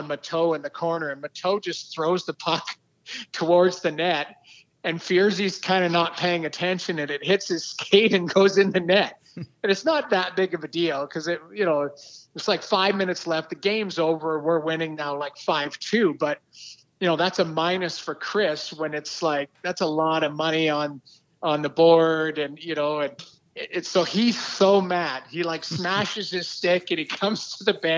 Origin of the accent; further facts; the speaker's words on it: St. Albert, Alberta, Canada; moved away as an adult; also born or lived in Lethbridge, Alberta; I grew up in Alberta, played junior in Lethbridge, grew up in the Edmonton area.